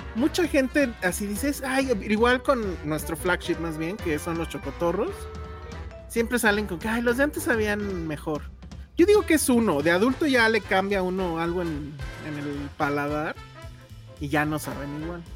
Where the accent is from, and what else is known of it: Mexico City, Mexico